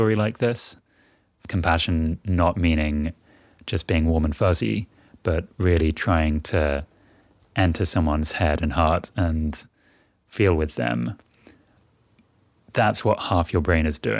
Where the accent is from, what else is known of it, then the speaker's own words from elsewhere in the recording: near Oxford, South East England, United Kingdom; moved away as an adult; also born or lived in London; I was born in London. I grew up near Oxford.